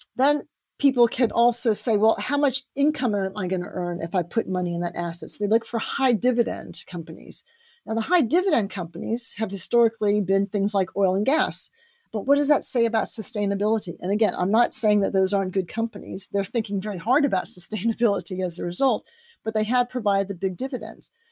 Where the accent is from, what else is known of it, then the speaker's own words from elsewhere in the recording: United States; now in United Kingdom; I grew up in the States